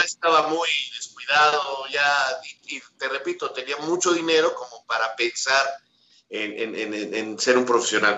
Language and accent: Spanish; Mexico